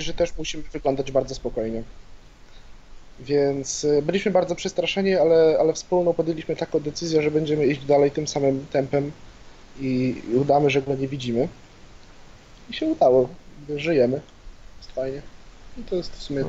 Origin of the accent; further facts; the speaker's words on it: Białystok, Podlaskie Voivodeship, Poland; jestem z Białego Stoku